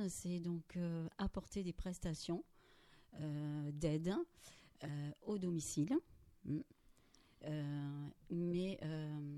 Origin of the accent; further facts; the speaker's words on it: Marmande, Nouvelle-Aquitaine, France; je suis déjà une marmandaise. Oui. J'habite Marmande, euh, je suis marmandaise depuis 2, 3, 4 générations bientôt.